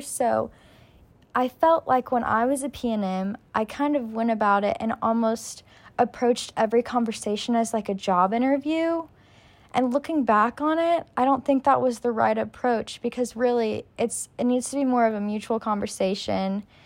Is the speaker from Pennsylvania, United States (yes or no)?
no; Lexington, Kentucky, United States; I'm originally from Lexington, Kentucky, so U K is home for me.